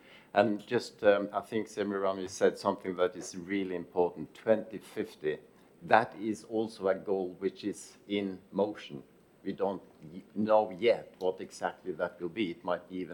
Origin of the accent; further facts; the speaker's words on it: Norway; in Norway, my home country